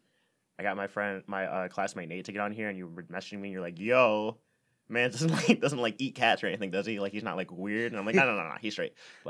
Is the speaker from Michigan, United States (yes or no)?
yes; Redford, Michigan, United States; Mm-hmm. I'm from Deadford, as the scene kids call it, Ooh. Or the Dirty Ford, as I call it, but just Redford